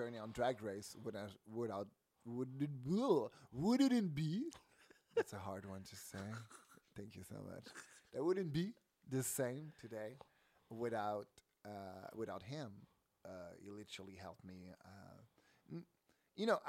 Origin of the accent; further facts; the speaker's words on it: Canada; English is a second language; I'm French Canadian